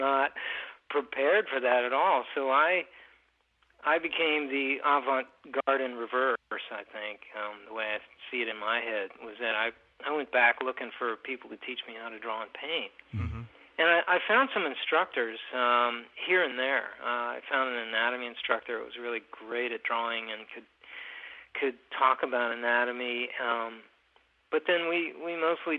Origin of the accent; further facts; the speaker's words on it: Kentucky, United States; moved away as an adult; also born or lived in Minneapolis, Minnesota / Waterloo, Iowa; I grew up in Kentucky